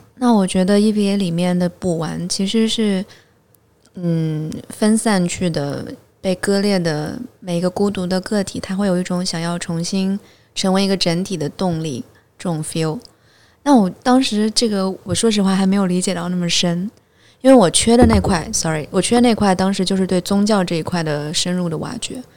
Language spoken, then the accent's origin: Chinese; Hangzhou, Zhejiang, China; 我是杭州人